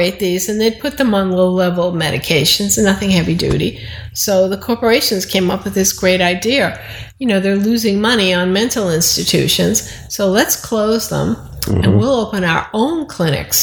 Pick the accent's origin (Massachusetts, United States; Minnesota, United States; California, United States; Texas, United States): Massachusetts, United States; Boston; where I grew up in Alston